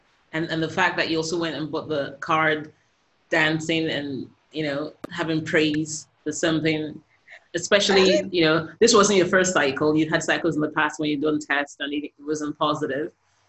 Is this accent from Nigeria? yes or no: yes; Nigeria; I'm Nigerian as well